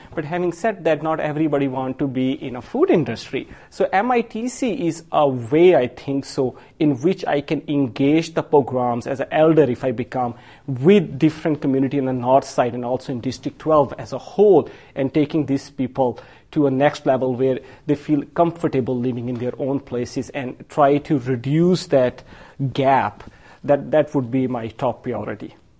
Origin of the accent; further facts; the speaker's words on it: Pakistan; now in Madison, United States; I'm Pakistani from um, Asian background